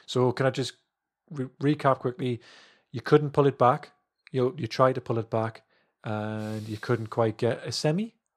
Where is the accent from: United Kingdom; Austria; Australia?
United Kingdom; England; I'm English